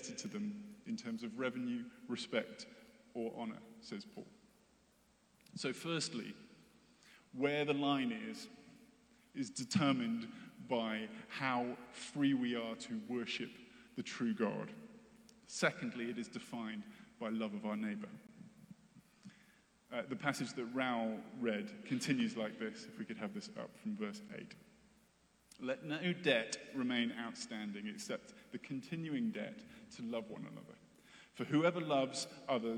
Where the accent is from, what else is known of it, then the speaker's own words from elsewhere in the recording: United States; as Western American Christians